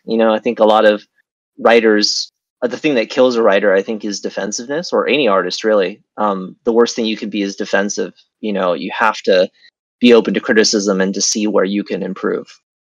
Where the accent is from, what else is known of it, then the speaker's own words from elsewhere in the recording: United States; moved away as an adult; also born or lived in Beijing, China / California, United States / China; now in Vietnam; I was born in Beijing. I grew up in uh, near Washington D.C. in America